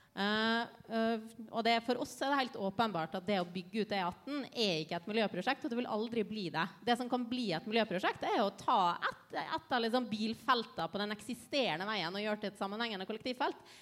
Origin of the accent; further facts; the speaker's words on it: Ålesund, Møre og Romsdal, Norway; moved away; Jeg har vokst opp med, med, hvordan et kjøpesenter har ødelagt en by. Eh, for jeg kommer fra Ålesund.